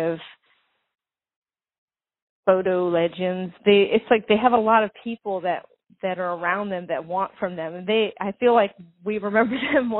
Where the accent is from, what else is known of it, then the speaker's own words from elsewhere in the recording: Venice Beach, California, United States; I grew up in Venice Beach in Santa Monica.